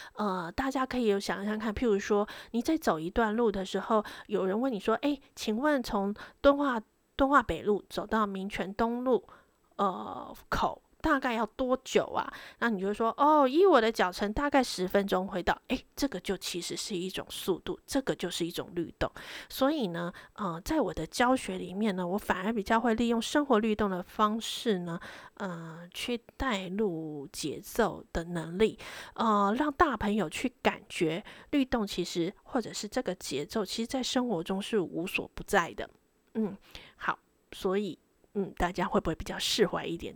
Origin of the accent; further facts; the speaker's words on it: Taiwan; moved away as an adult; now in London, United Kingdom; 我们台湾人